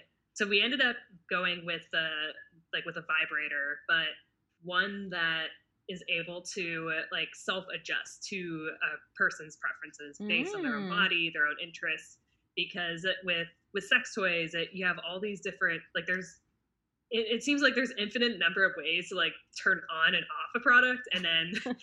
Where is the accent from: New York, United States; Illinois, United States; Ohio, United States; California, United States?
California, United States; And we're initially from the Bay Area, or we grew up in the Bay Area